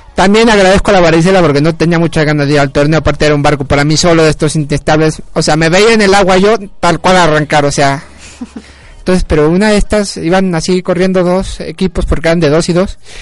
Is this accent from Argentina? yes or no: no; Mexico; como mexicanos